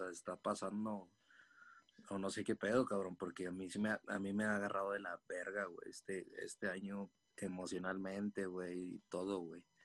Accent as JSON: {"language": "Spanish", "region": "Chihuahua", "country": "Mexico", "moved": "yes", "lives_now": "Mexico City, Mexico", "said": "allá en mi tierra, ¿no? En Chihuahua"}